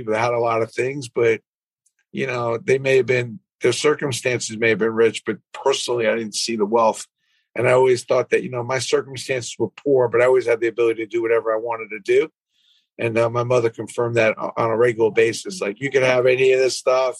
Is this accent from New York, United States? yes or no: yes; New York City, New York, United States; I grew up in Brooklyn, 539 Kings Highway